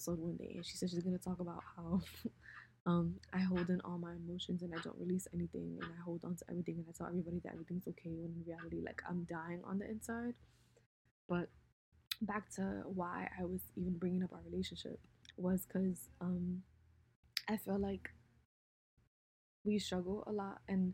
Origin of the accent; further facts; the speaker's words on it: United States; growing up in America is different